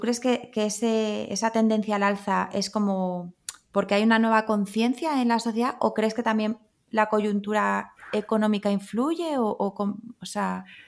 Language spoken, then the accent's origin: Spanish; Madrid, Community of Madrid, Spain; yo soy de Madrid